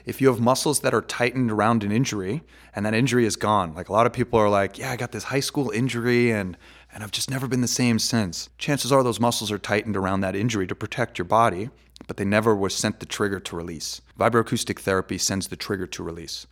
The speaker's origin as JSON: {"language": "English", "region": "New York", "country": "United States", "moved": "yes", "lives_now": "Las Vegas, United States", "said": "I'm originally from New York"}